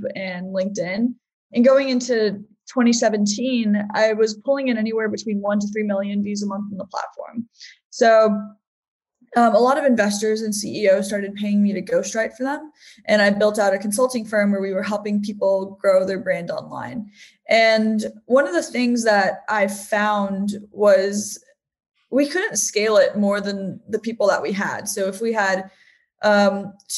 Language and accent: English; West Virginia, United States; moved away as an adult; also born or lived in San Francisco; I grew up in West Virginia.